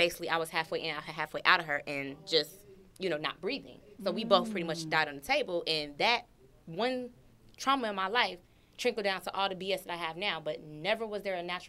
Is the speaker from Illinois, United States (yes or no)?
yes; Chicago, Illinois, United States; moved away; I'm from Chicago.